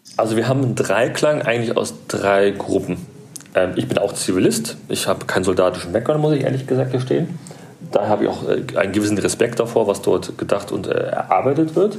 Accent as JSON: {"language": "German", "region": "Berlin", "country": "Germany", "said": "Ich bin aus Berlin"}